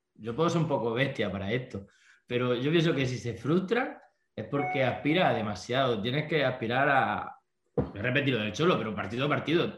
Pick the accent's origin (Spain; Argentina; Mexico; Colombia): Spain; Almería, Andalusia; somos una banda de punk pop que venimos de Almería, de España, de de una zona costera